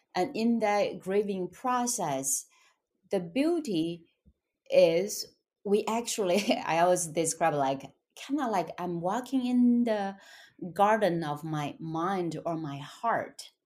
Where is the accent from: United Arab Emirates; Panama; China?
China; English is a second language; moved away as an adult; also born or lived in Shanghai; now in United States; I was born and raised in China in poverty